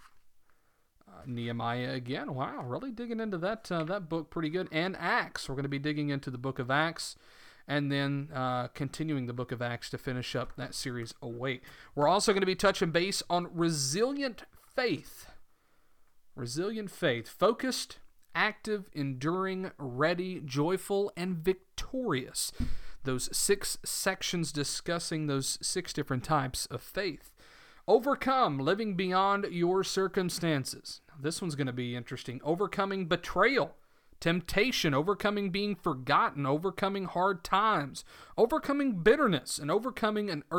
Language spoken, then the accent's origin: English; the South, United States; accent: southern; my southern accent that I am not I'm not one who hides his accent